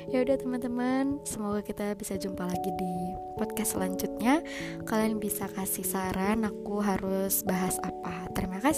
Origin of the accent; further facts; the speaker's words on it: Kandis, Riau, Indonesia; also born or lived in Pekanbaru; Aku lahir di Kandis 17 Juni